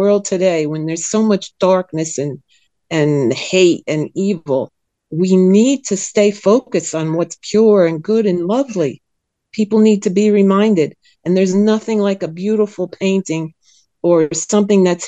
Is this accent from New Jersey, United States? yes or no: yes; New Jersey, United States; now in Sweden; I was born in New Jersey, and I was raised in a Calvinist doctrine